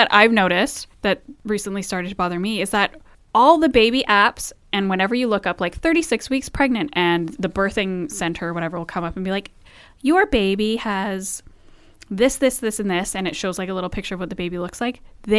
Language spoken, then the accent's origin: English; Vancouver, British Columbia, Canada; growing up in Vancouver, Lower Mainland.